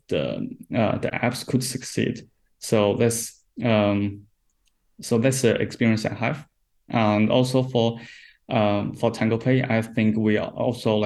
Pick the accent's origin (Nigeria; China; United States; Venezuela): China; I'm from China